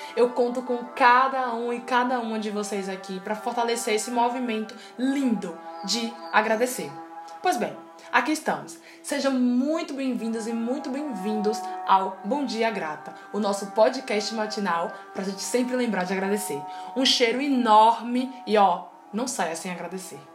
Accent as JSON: {"language": "Portuguese", "town": "Salvador", "region": "Bahia", "country": "Brazil", "said": "sou de Salvador, Bahia"}